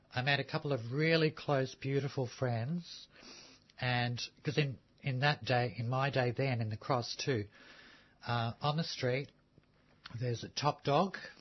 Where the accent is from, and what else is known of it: Melbourne, Victoria, Australia; born or raised there; also born or lived in Sydney